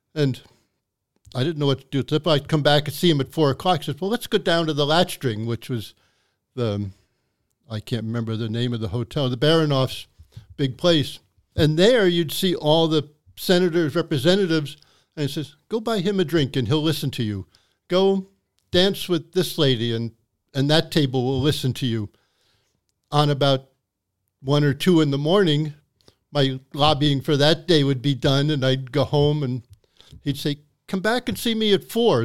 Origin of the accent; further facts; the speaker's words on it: New York City, New York, United States; moved away as an adult; also born or lived in Wisconsin / Anchorage; now in Nome, United States; I grew up in New York City